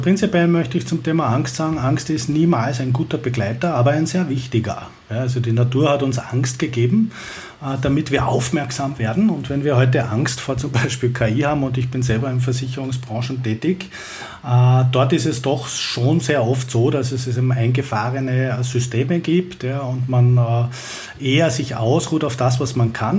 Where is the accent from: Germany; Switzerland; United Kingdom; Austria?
Austria; Vienna; ich komme ja aus Wien